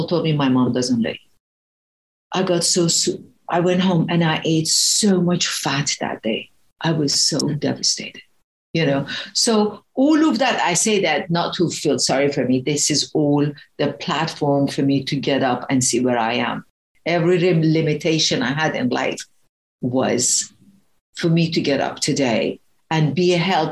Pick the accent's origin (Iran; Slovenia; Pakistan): Iran; English is a second language; moved away; I was a very fat kid growing up, and I'm originally from Iran